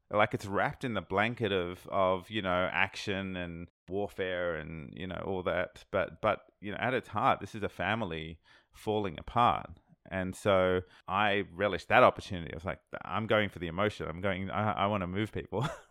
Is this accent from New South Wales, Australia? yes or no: yes; Sydney, New South Wales, Australia; I'm from Sydney, Australia. I'm from the other side of the world